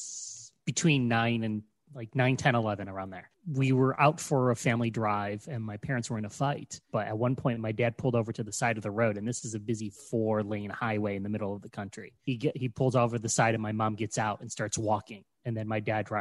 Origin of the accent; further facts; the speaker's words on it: Ohio, United States; moved away as an adult; also born or lived in New York City; I was living in New York City and I moved to my home state of Ohio